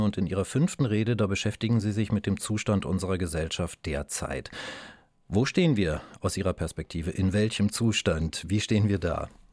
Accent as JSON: {"language": "German", "region": "East Germany", "country": "Germany", "said": "Ich selbst bin Ostdeutscher"}